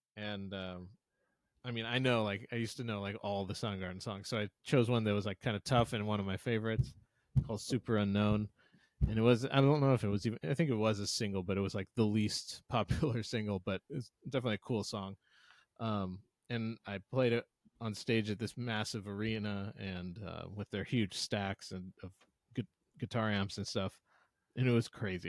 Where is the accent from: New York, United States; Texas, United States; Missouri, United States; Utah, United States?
Missouri, United States; St. Louis; I'm from St. Louis, Missouri, and I'm a Cardinals fan